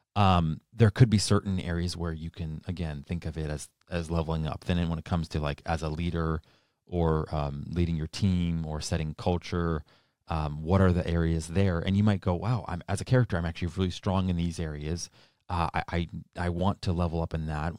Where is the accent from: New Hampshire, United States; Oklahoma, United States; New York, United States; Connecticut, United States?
New Hampshire, United States; now in Arizona, United States; I grew up in New Hampshire and I moved here to Arizona